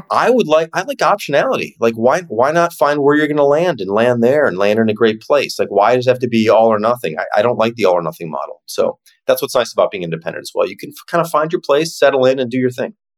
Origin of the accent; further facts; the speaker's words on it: Chicago, Illinois, United States; it's this Midwestern mindset. I'm from Chicago